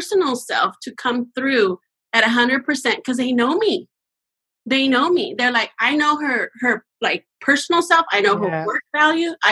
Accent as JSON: {"language": "English", "country": "Mexico", "moved": "yes", "lives_now": "California, United States", "said": "I'm from Mexico"}